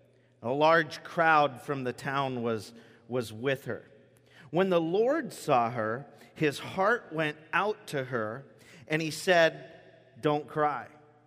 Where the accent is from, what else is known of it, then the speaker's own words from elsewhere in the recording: Gate, Washington, United States; When I was a kid, I grew up in Gate. Does anybody know where Gate, Washington is here? Gate, Washington.